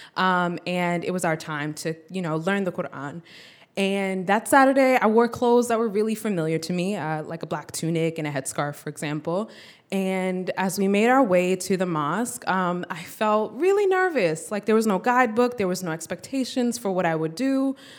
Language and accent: English; United States; we're born in the U S, and both of our parents are from, uh, West Africa